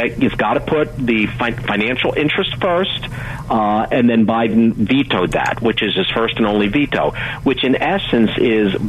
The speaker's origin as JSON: {"language": "English", "town": "Pittsburgh", "region": "Pennsylvania", "country": "United States", "said": "I'm from Pittsburgh"}